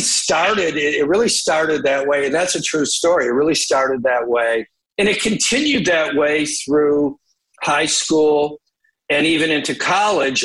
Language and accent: English; Detroit, Michigan, United States; I grew up in Detroit, really, you know, in the 70s